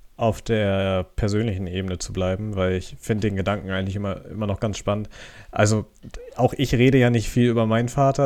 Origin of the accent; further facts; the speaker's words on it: Germany; als Deutscher